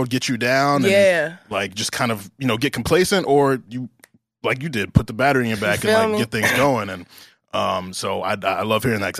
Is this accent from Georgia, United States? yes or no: yes; Atlanta, Georgia, United States; And so growing up in Atlanta and doing music, you know, I talk with so many people.